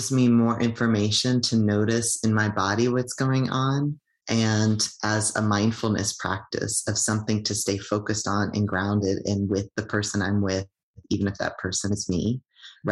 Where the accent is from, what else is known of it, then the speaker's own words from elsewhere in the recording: United States; also born or lived in Toronto area (Tkaronto), Canada; now in Canada; I'm an immigrant from the United States